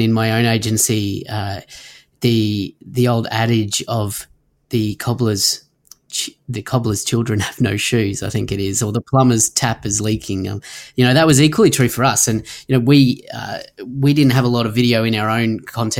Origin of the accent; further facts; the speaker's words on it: Sunshine Coast, Queensland, Australia; here in my hometown in the Sunshine Coast, Australia